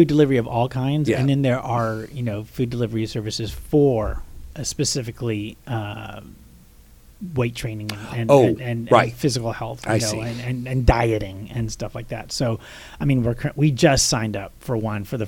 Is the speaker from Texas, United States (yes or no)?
yes; Texas, United States; I grew up in Texas where people were in pads